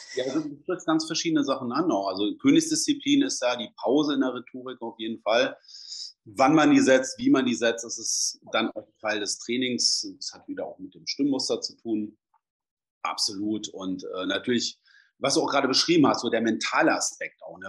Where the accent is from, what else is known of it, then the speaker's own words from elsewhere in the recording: Braunschweig, Lower Saxony, Germany; bin ja aus Braunschweig